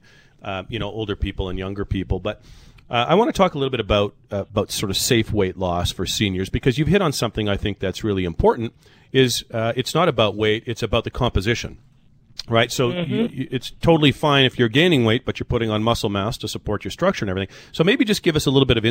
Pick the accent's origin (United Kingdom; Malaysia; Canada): Canada; as a Canadian